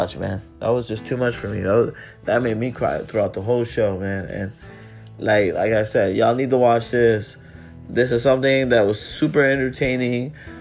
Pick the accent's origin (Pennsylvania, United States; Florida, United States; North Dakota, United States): Florida, United States; Miami; I'm from Miami. I live in Miami